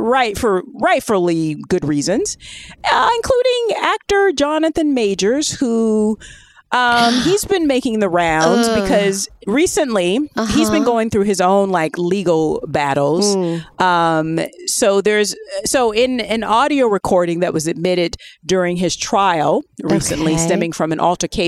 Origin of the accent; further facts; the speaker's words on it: United Kingdom; But and also, I'm British.